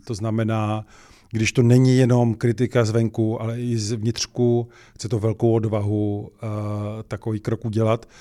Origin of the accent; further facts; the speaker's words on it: Czechia; My jsme měli Češi, jako Češi